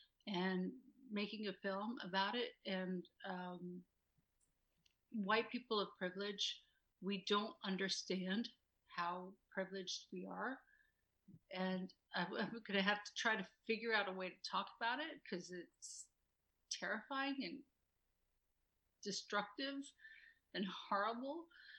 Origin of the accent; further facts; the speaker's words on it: Utah, United States; I grew up in the mountains. I grew up in Utah. I'm not a Mormon, but I grew mm-hmm. up in the mountains